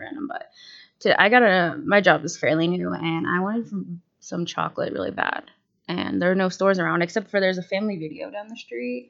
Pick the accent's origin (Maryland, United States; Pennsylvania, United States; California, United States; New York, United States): Pennsylvania, United States; outside of Pittsburgh; moved away as an adult; now in Erie, United States; I grew up outside of Pittsburgh, about 45 minutes